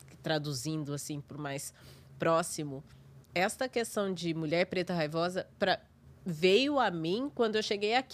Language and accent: Portuguese; Brazil; moved away as an adult; now in New York, United States; eu sou brasileira